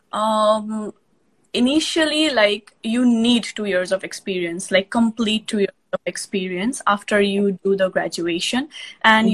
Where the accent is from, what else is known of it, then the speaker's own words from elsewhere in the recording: Nepal; moved away as an adult; now in United States; I am from Nepal